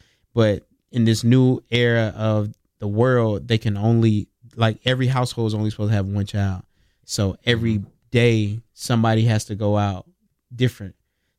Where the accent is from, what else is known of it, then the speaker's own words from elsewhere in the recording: Zebulon, North Carolina, United States; also born or lived in Baltimore, Maryland; I was born in Baltimore, Maryland. I moved down here when I was damn near 5 or 6, maybe. Yeah. And so, I mean, I was born in Maryland, but I'm from Zebulon, North Carolina.